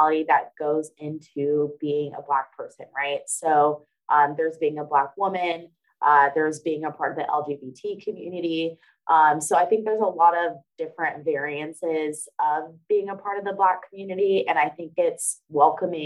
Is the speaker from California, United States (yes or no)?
yes; Bay Area, Northern California, United States; moved away as an adult; also born or lived in Stockton, California; now in Atlanta, United States; I'm originally from California, specifically Northern California, and I was born and raised in the Bay Area in between there and Stockton, California